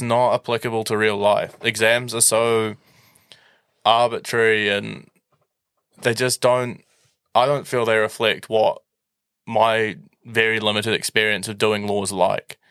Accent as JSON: {"language": "English", "region": "Auckland", "country": "New Zealand", "tie": "born or raised there", "said": "I moved schools from McLean's and I got scholarship to Saint Kitts to do it with the aim of winning the Māori Cup."}